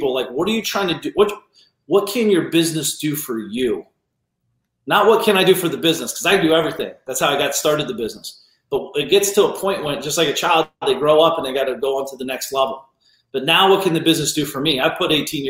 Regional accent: Ohio, United States; I grew up in small town Ohio

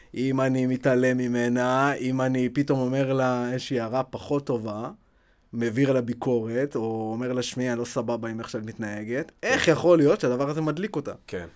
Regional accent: Ashkelon, Southern District, Israel; moved away; also born or lived in Beersheba; אני במקור מאשקלון

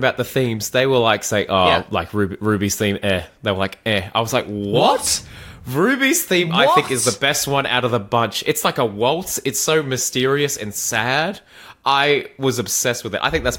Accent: Australia

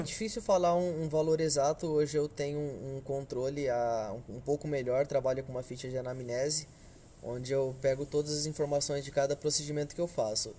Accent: Hortolândia, São Paulo, Brazil; Sou de Hortolândia

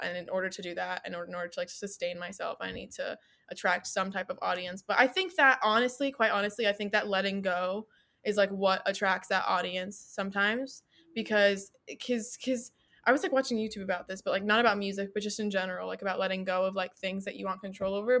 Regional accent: United States; living in America as an American who has, like, either, like, a parent or a grandparent that is, like, not Amer-, or, like, not from, like, not wasn't born in America

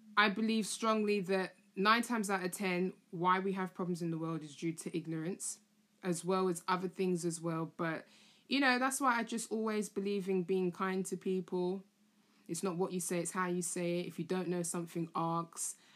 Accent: London, United Kingdom; also born or lived in Camden; I was born in Camden and I was raised in Tottenham.

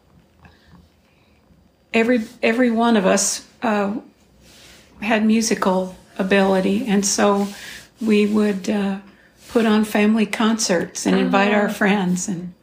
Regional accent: Glendale, California, United States; I was born in Glendale, California

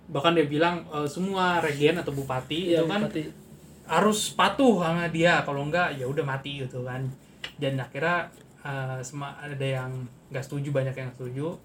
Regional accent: Jakarta, Indonesia; tradisi, tradisi kita juga orang Betawi juga kadang-kadang mau ikut ikut ikutan juga di, di tradisi Cina gitu.

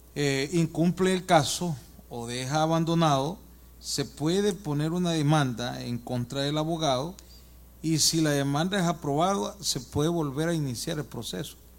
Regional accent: El Salvador; moved away; Yo soy de El Salvador

